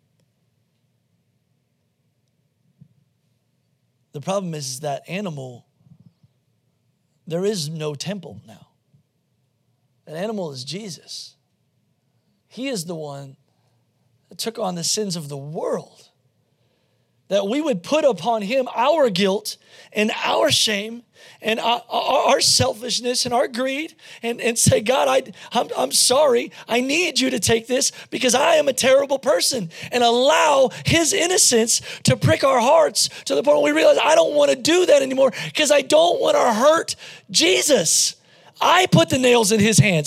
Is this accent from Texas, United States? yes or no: no; Pennsylvania, United States; I grew up in Pennsylvania in coal country